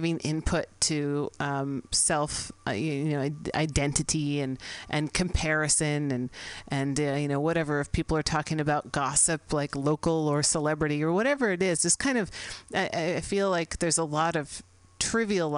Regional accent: San Francisco, California, United States; I'm based here in San Francisco, which happens to be my hometown.

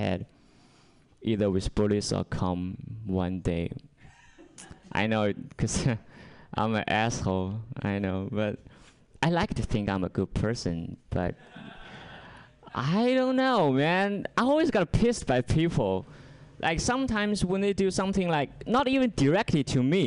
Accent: China; English is a second language; moved away; I'm from China, not North Korea

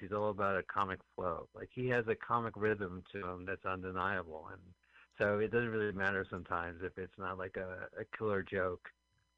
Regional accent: Montclair, New Jersey, United States; we're from Montclair, New Jersey, both of us

